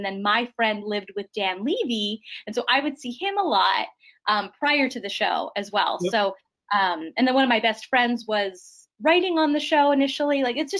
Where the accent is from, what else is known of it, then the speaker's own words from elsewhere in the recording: Winnipeg, Manitoba, Canada; moved away; I'm from Winnipeg, which is like right in the middle.